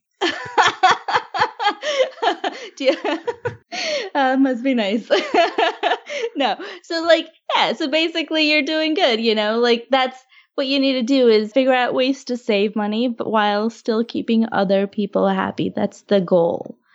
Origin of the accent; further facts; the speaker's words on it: Augusta, Georgia, United States; Yeah, I grew up in Augusta